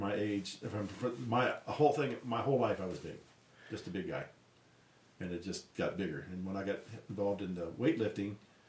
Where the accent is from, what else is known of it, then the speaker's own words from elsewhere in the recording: D.C. area, Maryland, United States; also born or lived in Roanoke, Virginia; now in Durango, United States; I was born and raised in Roanoke, Virginia. But as a, my dad was a contractor, and during that time, economy was bad. I had an uncle that was a pastor in Maryland, and was just wooing my mom and dad to move to the Maryland area, D.C. area, because the work was plentiful.